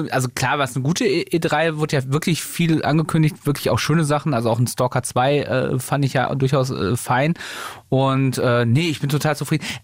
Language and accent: German; Germany; Wir sind Deutsche